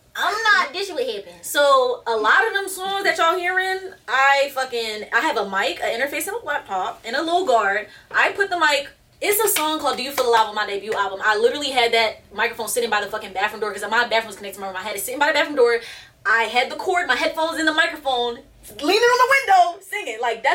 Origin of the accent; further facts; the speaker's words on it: Philadelphia, Pennsylvania, United States; West Philly, born and raised in a playground. That's where I spent my days.